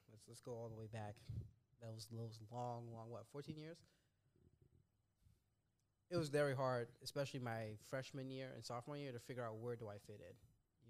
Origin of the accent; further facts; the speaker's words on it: Trinidad & Tobago; only because I'm from Trinidad and Tobago.